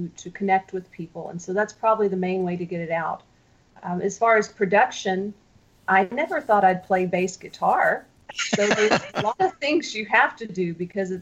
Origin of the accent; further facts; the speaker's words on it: Rockwall, Texas, United States; moved away as an adult; now in Jordan; I am from a little place just east of Dallas called Rockwall, Texas